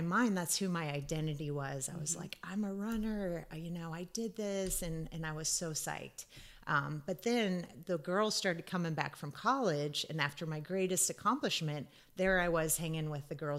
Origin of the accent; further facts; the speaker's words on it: Wahoo, Nebraska, United States; growing up in Wahoo